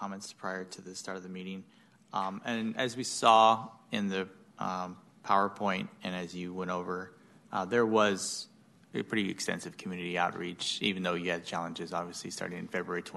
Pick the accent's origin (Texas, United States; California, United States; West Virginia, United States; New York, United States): California, United States; Sacramento; I grew up in Meadowview and went to John F. Kennedy